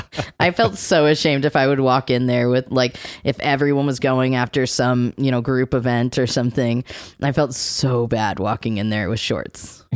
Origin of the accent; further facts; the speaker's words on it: Maryland, United States; the city next to the city I grew up in Maryland